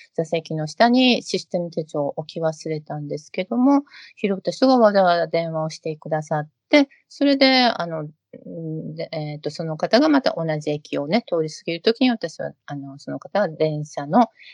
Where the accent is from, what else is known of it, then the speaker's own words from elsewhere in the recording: Ashiya, Hyogo, Japan; moved away; 兵庫県の芦屋市っていうとこです。神戸と大阪の間です。